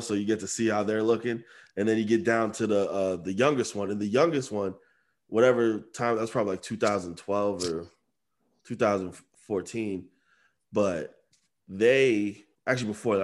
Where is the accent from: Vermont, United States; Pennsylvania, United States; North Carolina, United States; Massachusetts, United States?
Massachusetts, United States; Amherst; we're townies, we're from Amherst